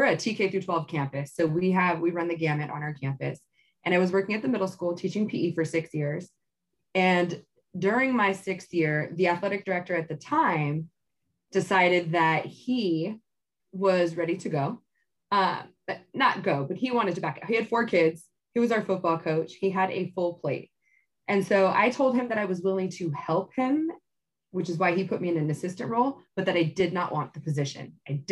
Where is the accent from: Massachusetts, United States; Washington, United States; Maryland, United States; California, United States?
California, United States; Tracy; I grew up in Tracy, and I went to high school out here